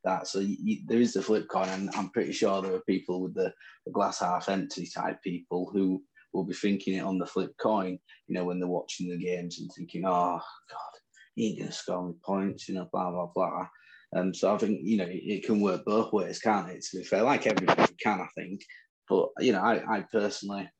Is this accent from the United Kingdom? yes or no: yes; England, United Kingdom; accent: Northern; In my Northern accent